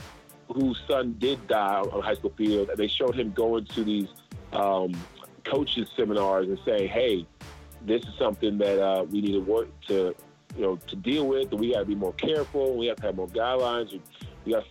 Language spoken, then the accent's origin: English; Charleston, United States; now in Atlanta, United States; I grew up in Charleston.